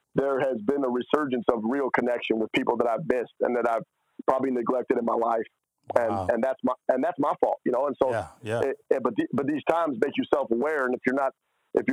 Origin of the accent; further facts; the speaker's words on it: Wyoming, United States; Wyoming in my home state